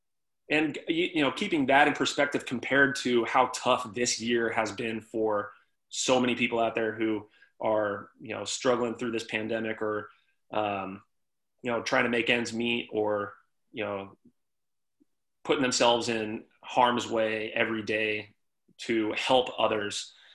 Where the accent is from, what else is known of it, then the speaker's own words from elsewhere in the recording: Texas, United States; now in Baltimore, United States; like you said, I came from Texas. I had no real ties to this part of the country, this area, or this town.